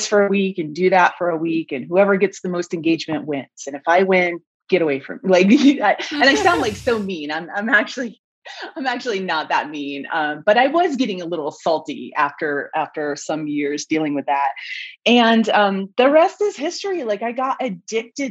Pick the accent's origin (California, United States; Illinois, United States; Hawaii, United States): California, United States; Mammoth Lakes; I was working for the tourism bureau for my hometown in Mammoth Lakes, California